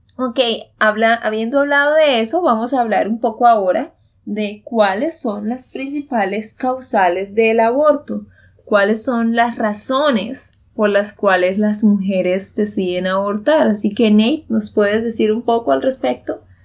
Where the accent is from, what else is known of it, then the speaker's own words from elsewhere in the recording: Santander, Colombia; de Santander, Colombia